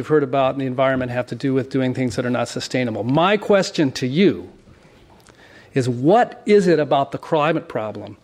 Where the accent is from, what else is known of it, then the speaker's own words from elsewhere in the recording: San Diego, California, United States; I was born in La Jolla in the late 1950s